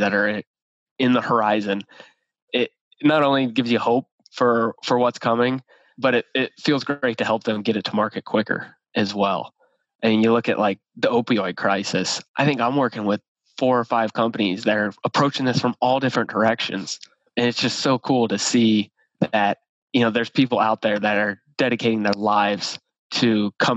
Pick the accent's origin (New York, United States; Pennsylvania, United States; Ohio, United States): Ohio, United States; moved away as an adult; now in Indianapolis, United States; born and raised in Ohio, OH, and then came over here to Indianapolis